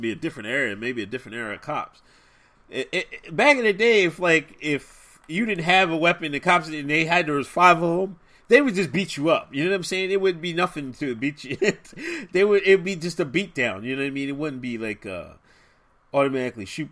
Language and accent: English; West Chester, Pennsylvania, United States; Westchester, Pennsylvania, where I'm my hometown